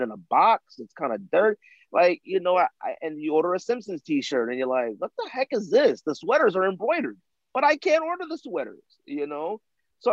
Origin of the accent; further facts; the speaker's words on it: Arizona, United States; moved away as an adult; I was coming from Arizona